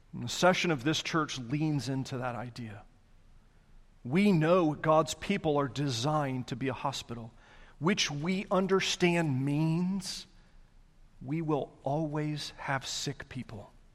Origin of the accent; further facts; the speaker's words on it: the South, United States; I'm Southerner through and through.